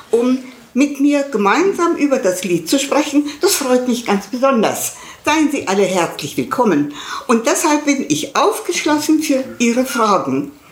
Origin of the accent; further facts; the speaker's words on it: Silesian Voivodeship, Poland; born there; moved away; denn ich bin in Schlesien geboren und wir sind 45, also aus Schlesien weggetrieben worden.